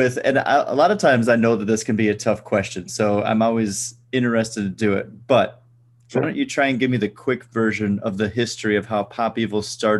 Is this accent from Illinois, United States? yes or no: no; Wisconsin, United States; I'm actually from Wisconsin originally.